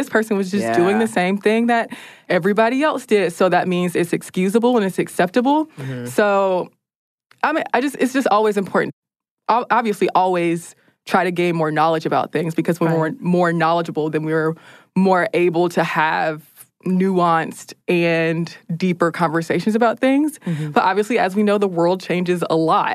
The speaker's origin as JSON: {"language": "English", "country": "United States", "said": "as an American"}